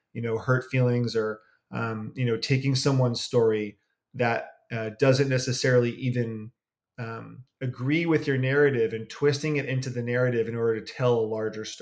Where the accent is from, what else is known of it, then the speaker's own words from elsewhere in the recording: Berkeley, California, United States; I am from the San Francisco Bay Area. I am from Berkeley